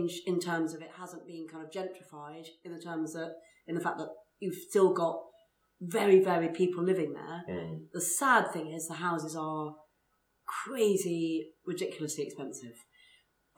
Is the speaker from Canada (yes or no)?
no; London, United Kingdom; also born or lived in Shepherd's Bush, London / Camden, London; I was born in Notting Hill Gate, I've always been a kind of West London girl